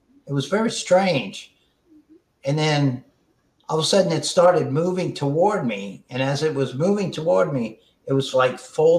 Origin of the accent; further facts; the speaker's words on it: New Orleans, Louisiana, United States; I grew up and born and raised in New Orleans